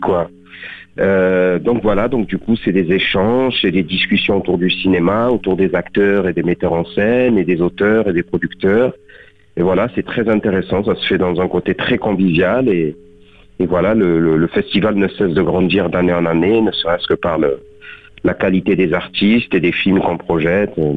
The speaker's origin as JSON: {"language": "French", "town": "Beaucaire", "region": "Occitania", "country": "France", "tie": "born or raised there", "also_born_or_lived": "Tarascon", "moved": "as an adult", "lives_now": "Paris, France", "said": "je suis né à Tarascon, j'ai grandi à Beaucaire, je suis de parents de culture marocaine et je suis né en France. J'ai grandi dans le sud, je vis à Paris"}